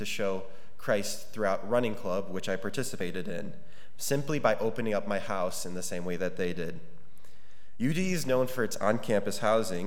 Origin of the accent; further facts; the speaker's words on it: United States; I was the minority as an American in a large group of Indian and Middle Eastern students